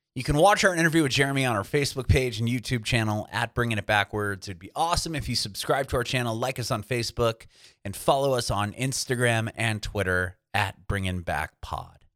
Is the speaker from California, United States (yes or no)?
yes; San Diego, California, United States; I was born and raised in San Diego